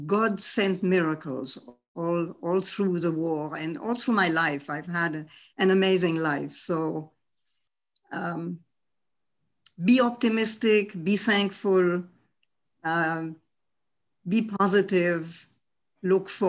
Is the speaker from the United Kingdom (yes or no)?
no; France; also born or lived in Germany; I was born in Germany in 1932, just a few months before Hitler came to power. And my parents had the wisdom, the foresight, and the opportunity to go very early to France, with me, of course.